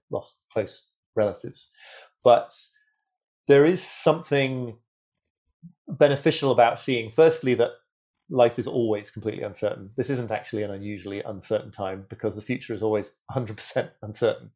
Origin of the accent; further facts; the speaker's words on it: United Kingdom; I'm British